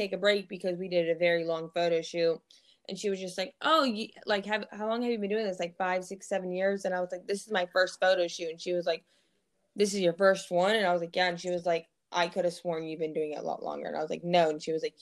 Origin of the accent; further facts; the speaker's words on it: Missouri, United States; also born or lived in Fort Bragg, North Carolina; I'm actually from Missouri.